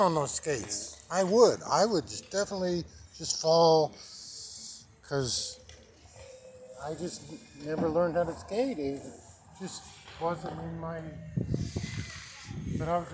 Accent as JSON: {"language": "English", "region": "Nebraska", "country": "United States", "moved": "yes", "said": "I'm from Nebraska"}